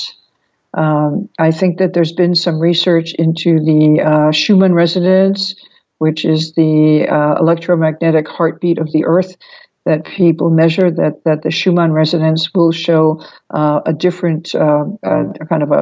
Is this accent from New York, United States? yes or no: yes; New York, United States; as a New Yorker